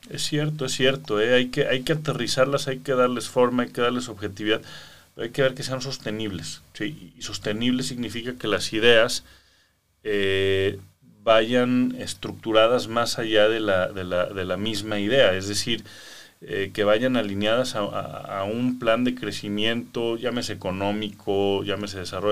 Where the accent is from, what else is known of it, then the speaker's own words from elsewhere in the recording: Mexico; como jóvenes mexicanos